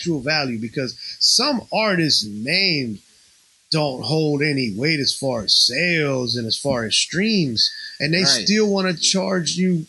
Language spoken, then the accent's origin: English; Houston, Texas, United States; English is a second language; also born or lived in Puerto Rico; I'm proud motherfucker born in Puerto Rico, baby. You know what I'm saying? I grew up in Houston, but I got there when I was like 10 years old. I had to learn how to speak English.